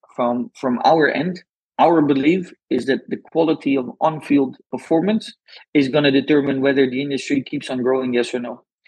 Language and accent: English; Netherlands; English is a second language; I'm Dutch, uh, but probably everyone listening heard from my accent already.